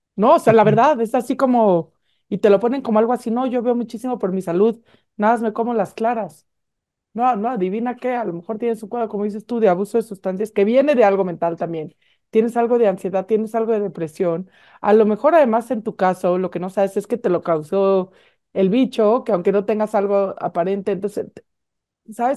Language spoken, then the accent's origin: Spanish; Mexico; estamos deprimidos los mexicanos